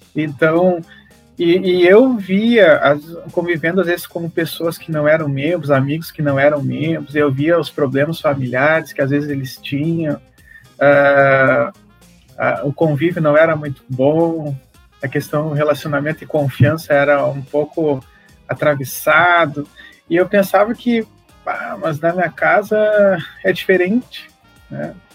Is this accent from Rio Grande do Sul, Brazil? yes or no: yes; São Borja, Rio Grande do Sul, Brazil; accent: southern (gaúcho); Lá em São Borja, que eu sou natural de São Borja